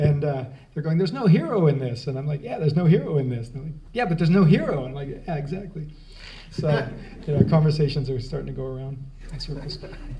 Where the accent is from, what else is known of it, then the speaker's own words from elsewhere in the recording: San Francisco, California, United States; moved away as an adult; also born or lived in Chicago; now in New York, United States; I grew up in San Francisco, or just outside of San Francisco